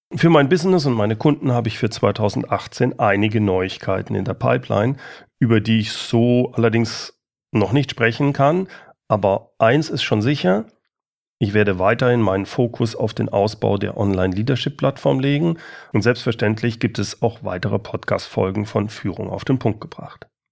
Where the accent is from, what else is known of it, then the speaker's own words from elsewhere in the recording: Germany; hier bei uns in Deutschland